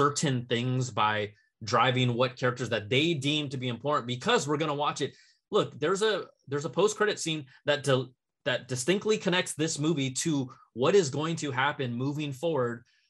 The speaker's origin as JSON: {"language": "English", "country": "United States", "said": "I'm Chinese American"}